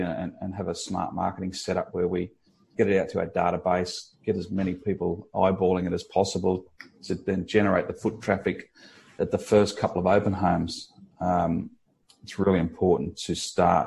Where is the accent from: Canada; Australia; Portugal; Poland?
Australia; Kiama, New South Wales; also born or lived in Bondi Beach; growing up in Kiama